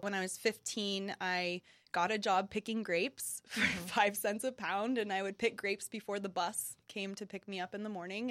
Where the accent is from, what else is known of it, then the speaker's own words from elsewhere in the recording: United States; being an American person